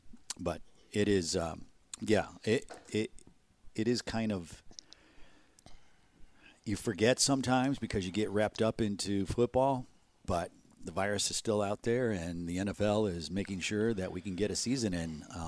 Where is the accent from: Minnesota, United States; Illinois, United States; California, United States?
Illinois, United States; I grew up in the outside of Chicago.